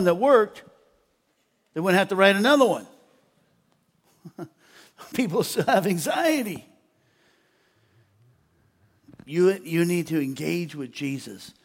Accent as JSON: {"language": "English", "country": "United States", "also_born_or_lived": "Austria", "said": "I'm an American who speaks English"}